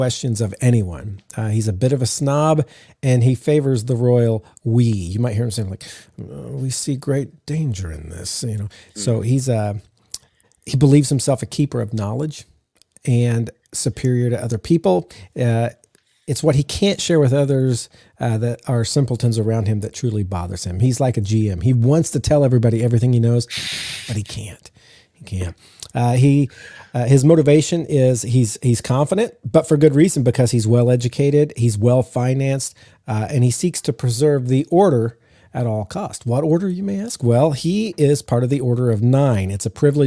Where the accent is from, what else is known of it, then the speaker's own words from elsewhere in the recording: the South, United States; I'm from the South.